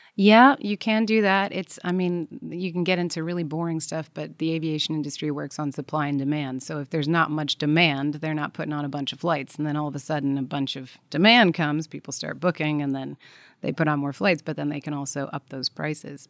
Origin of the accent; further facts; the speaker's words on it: Belgium; I come from Belgium, and there's a, Brussels is the town there